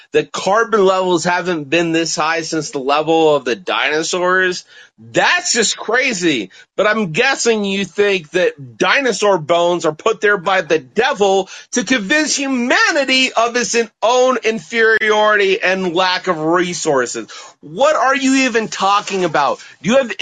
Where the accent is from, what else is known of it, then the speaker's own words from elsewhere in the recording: Colorado, United States; I'm actually a native of Colorado